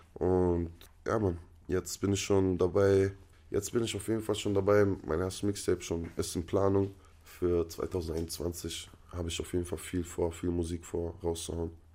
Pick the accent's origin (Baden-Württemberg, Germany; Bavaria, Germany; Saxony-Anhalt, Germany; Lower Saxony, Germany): Baden-Württemberg, Germany; Freiburg; also born or lived in North Rhine-Westphalia / Palestine; da hat man halt seine Jugend in Freiburg verbracht